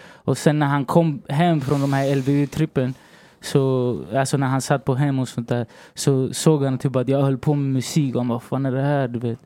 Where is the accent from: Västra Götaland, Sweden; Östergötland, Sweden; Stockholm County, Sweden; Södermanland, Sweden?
Stockholm County, Sweden; Stockholm; also born or lived in Valparaíso, Chile; jag är chilenare, jag bor i Sverige och jag är från Rinkeby